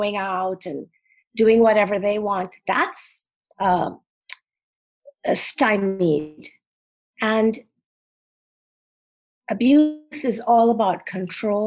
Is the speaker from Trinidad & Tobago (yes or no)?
yes; Trinidad & Tobago; now in New York, United States; growing up in Trinidad and then being so poor in New York when I first came.